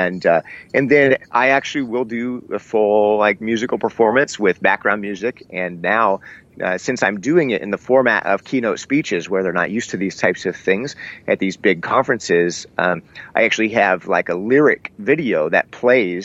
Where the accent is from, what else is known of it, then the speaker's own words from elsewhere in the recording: Iowa, United States; also born or lived in Seattle, Washington, United States; we relocated from Seattle to Iowa